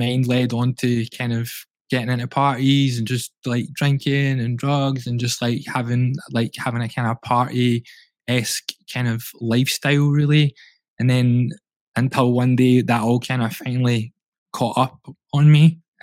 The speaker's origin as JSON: {"language": "English", "town": "Glasgow", "region": "Scotland", "country": "United Kingdom", "tie": "born or raised there", "said": "I grew up in the East End of Glasgow"}